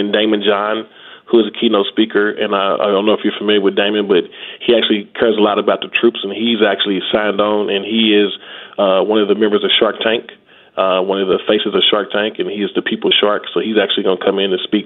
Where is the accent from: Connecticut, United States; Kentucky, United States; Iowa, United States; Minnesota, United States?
Kentucky, United States; Louisville; I'm originally from Louisville, Kentucky